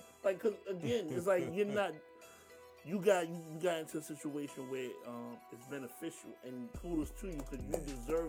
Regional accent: New York City, New York, United States; being I'm from Brooklyn, my heart says Jacobs.

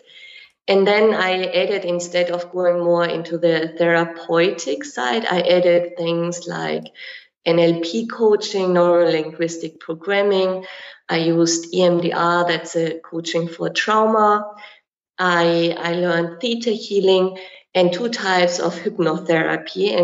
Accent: Germany; moved away as an adult; also born or lived in Kenya; now in Dubai, United Arab Emirates; I'm from Germany

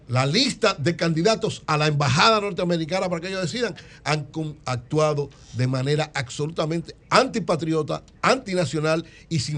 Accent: San Francisco Macorís, Duarte, Dominican Republic; Yo soy de San Francisco Macorís, criaba en los minas.

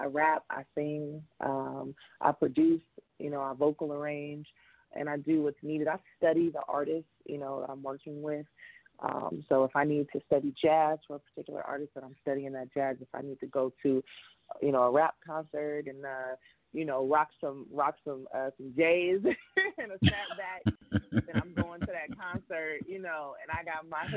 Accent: Compton, California, United States; I'm from Compton

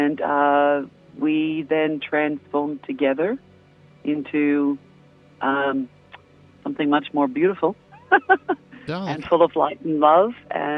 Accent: Australia; moved away as an adult; now in Mount Vernon, United States; Originally, I'm from Australia. Right. Spent my childhood down there.

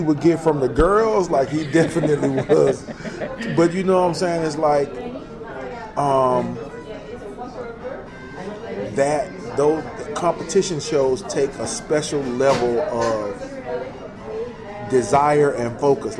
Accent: the South, United States; also born or lived in Alabama; we're both from the South, like, you know, we pretty much grew up the exact same way.

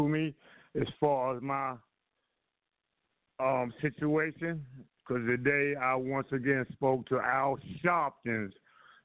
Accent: New York City, New York, United States; born and raised in Harlem

